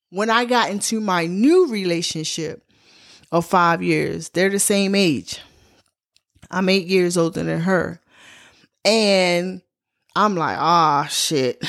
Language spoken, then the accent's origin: English; Baltimore, Maryland, United States; my hometown, Baltimore, Maryland